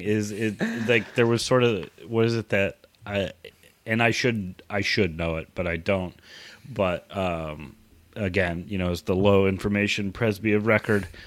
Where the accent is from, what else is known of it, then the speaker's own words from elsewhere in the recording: Southern California, United States; I grew up in Southern California